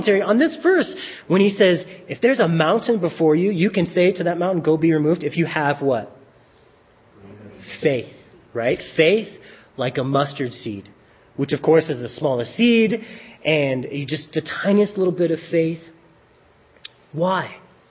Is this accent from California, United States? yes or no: no; Colorado Springs, Colorado, United States; now in Centennial, United States; I grew up in Colorado Springs.